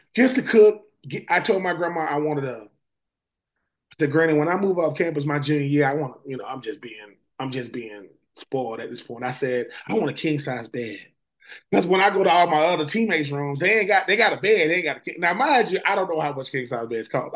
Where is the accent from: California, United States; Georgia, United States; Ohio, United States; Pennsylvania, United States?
Georgia, United States; Swainsboro; being from a small town like Swainsboro, Georgia